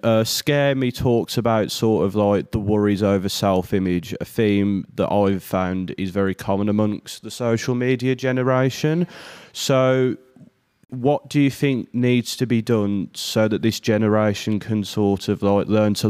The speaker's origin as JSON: {"language": "English", "town": "Birmingham", "region": "West Midlands", "country": "United Kingdom", "accent": "Birmingham", "said": "I'm from Birmingham."}